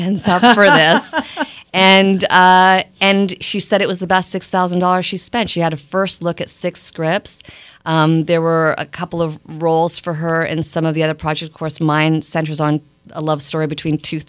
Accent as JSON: {"language": "English", "town": "Toronto", "region": "Ontario", "country": "Canada", "tie": "born or raised there", "also_born_or_lived": "Bratislava, Slovakia", "said": "I was born in Bratislava, Slovakia, but I grew up in Toronto."}